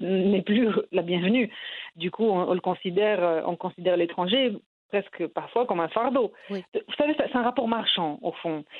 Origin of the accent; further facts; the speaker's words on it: Morocco; moved away as an adult; now in France; je suis née, j'ai grandi au Maroc